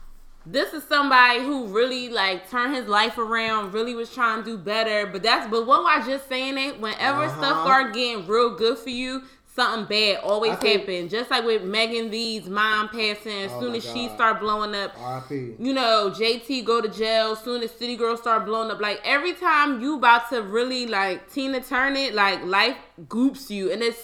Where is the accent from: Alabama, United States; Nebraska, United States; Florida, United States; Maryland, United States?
Maryland, United States; Baltimore; I am from Baltimore.